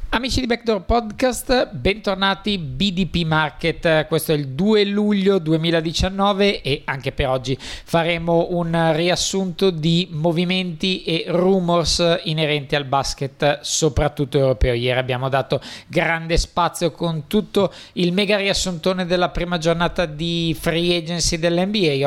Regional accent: Italy; per noi italiani

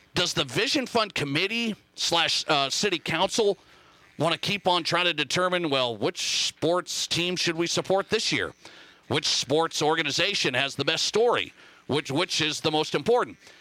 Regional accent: Montana, United States; now in Rapid City, United States; my home state, Montana.

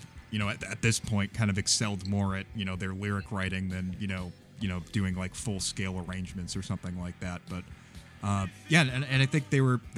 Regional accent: Norwood, Massachusetts, United States; born or raised there; moved away

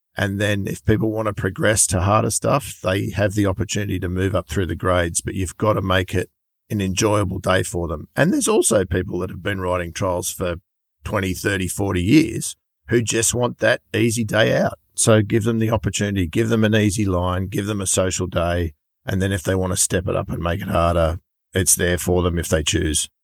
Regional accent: Sydney, New South Wales, Australia; I am from Sydney

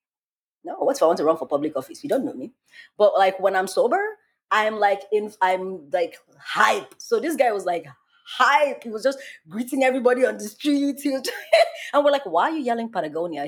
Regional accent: Nigeria; I am black and I'm Nigerian

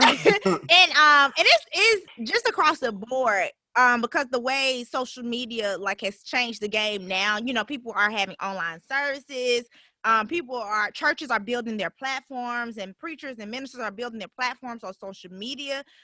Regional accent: Birmingham, Alabama, United States; I'm from Birmingham. So this is home for for me

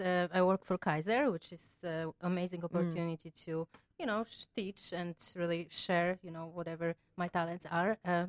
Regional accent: Wrocław, Lower Silesian Voivodeship, Poland; moved away; I'm from Wrocław.

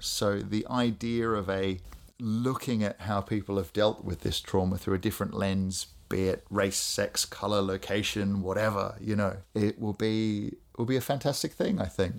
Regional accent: Australia; I grew up in Australia, as people may be able to pick from my my voice

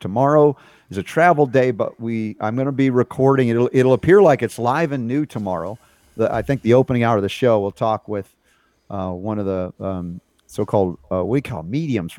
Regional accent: Georgia, United States; I grew up in Georgia.

